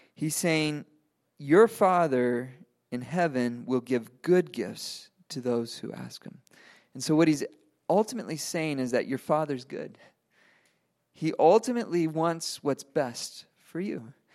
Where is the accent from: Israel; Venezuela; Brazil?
Venezuela; moved away; I grew up in Venezuela. I speak, I speak Spanish